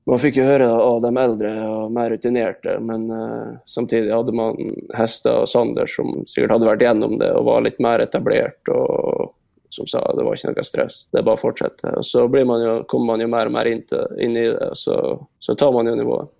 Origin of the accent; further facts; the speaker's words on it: Molde, Møre og Romsdal, Norway; moved away as an adult; also born or lived in France / Sweden; når man har bodd hjemme i Molde i 18 år